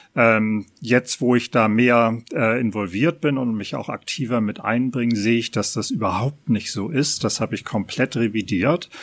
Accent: Hamburg, Germany; Hamburger an dritter Generation

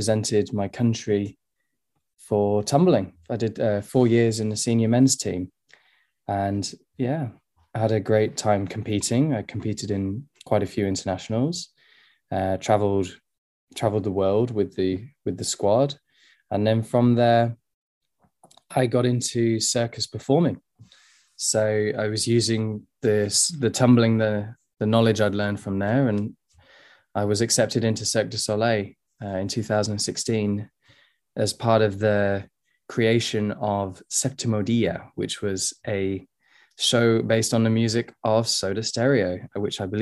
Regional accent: Sheffield, Yorkshire and the Humber, United Kingdom; also born or lived in Dubai; I'm from England

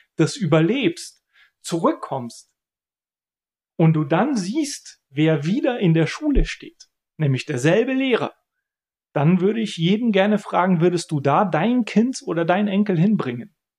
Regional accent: Bulgaria; ich bin in Bulgarien geboren, ich habe einen bulgarischen Namen, ich habe einen bulgarischen Pass. Ich bin Bulgare

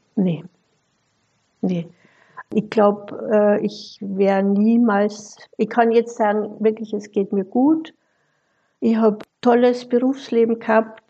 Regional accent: Austria; moved away as an adult; also born or lived in Vienna / Fellbach, Germany; now in Germany; Bin gebürtige Österreicherin, habe die Ausbildung in Wien gemacht

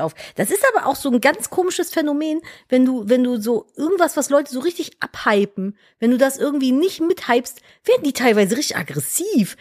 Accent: Cologne, North Rhine-Westphalia, Germany; moved away as an adult; Ich musste eine Station mit der U-Bahn immer zur Schule fahren, von Florastraße zu Neusser Straße.

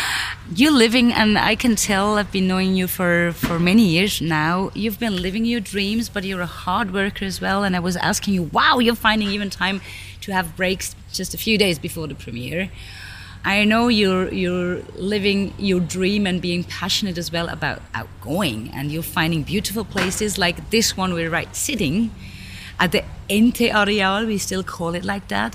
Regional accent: United Kingdom; also born or lived in London; now in Basel, Switzerland; I'm British

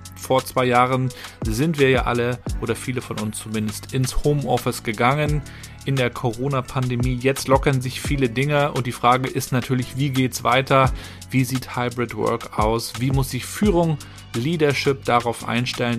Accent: Rostock, Mecklenburg-Vorpommern, Germany; Ich als Rostocker

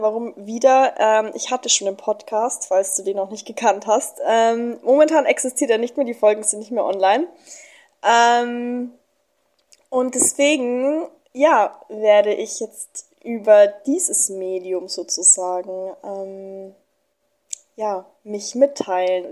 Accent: Germany; moved away as an adult; now in Mexico; ich komme aus Deutschland. Ich bin 24 Jahre alt und bin vor paar Monaten

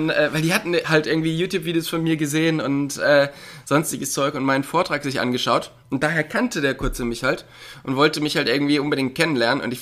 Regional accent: North Rhine-Westphalia, Germany; Und ich komme ja da aus dem Raum Köln oder ähm, auch Ruhrpott. Und da ist man halt immer gleich mit 15, 20 Leuten unterwegs gewesen.

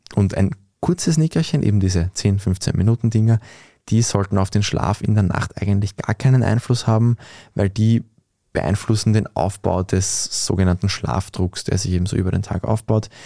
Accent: Austria; Bei uns in Österreich

